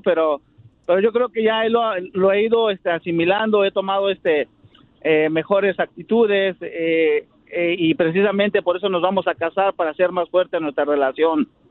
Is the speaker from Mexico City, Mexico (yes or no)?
yes; Mexico City, Mexico; now in Santa Clara, United States